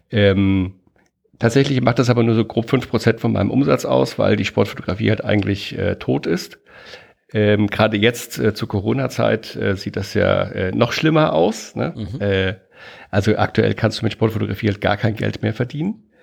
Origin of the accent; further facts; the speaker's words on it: Germany; born there; now in Hamburg, Germany; Ich bin auch in Deutschland geboren, ne, bevor jetzt wieder irgendwelche Fragen kommen.